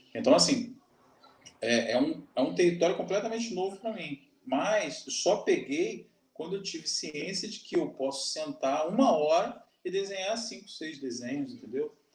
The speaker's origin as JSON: {"language": "Portuguese", "country": "Brazil", "said": "eu sou brasileiro"}